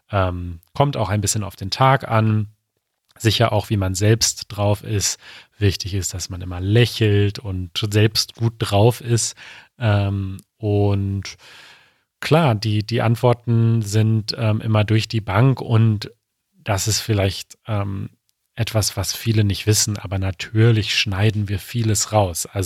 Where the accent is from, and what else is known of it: Ireland; German is a second language; now in Munich, Germany